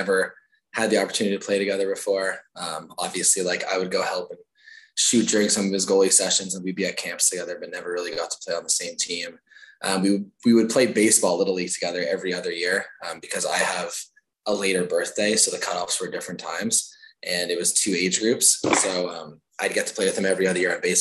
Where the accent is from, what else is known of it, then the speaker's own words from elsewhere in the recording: Nepean, Ontario, Canada; I grew up in Nepean, was a Nepean minor hockey kid